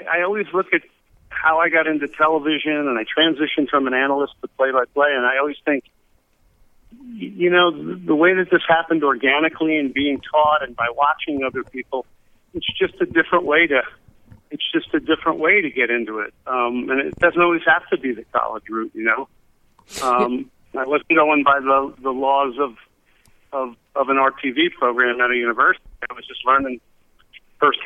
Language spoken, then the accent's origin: English; New Jersey, United States; I was a kid growing up in New Jersey